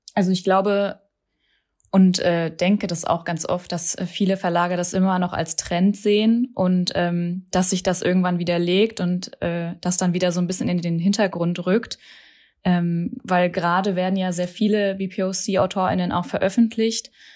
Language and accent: German; Hesse, Germany; moved away as an adult; now in Berlin, Germany; bin gebürtige Hessin und genau, wohne seit zehn Jahren hier